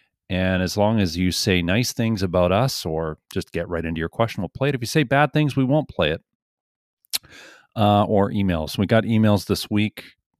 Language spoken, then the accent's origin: English; Ontario, Canada; I'm from Ontario and I have a family and a job there.